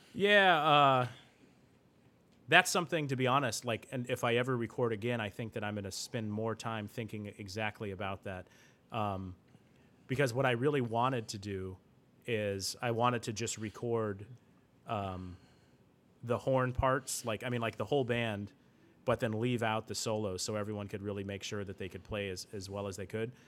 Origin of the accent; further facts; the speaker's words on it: Vancouver, Washington, United States; first language English; also born or lived in Seattle area, Washington; When I entered into the sixth grade, we moved from, um, the Seattle area in Washington, um, to Vancouver, Washington, which is, um, south. So it's really close to Portland, Oregon. I usually just tell people I'm from Portland, Oregon